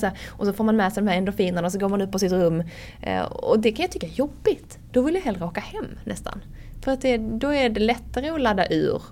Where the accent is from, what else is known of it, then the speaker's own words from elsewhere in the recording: Höganäs, Skåne, Sweden; accent: Scanian; now in Stockholm, Sweden; jag kommer från Höganäs liksom. Jag hade knappt sett en limo innan jag flyttade till Stockholm